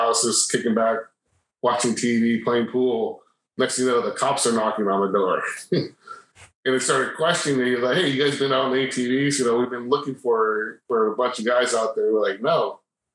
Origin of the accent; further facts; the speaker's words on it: Los Angeles, California, United States; I grew up in Pacific Palisades, and that's the last little town where Sunset Boulevard hits Pacific Coast Highway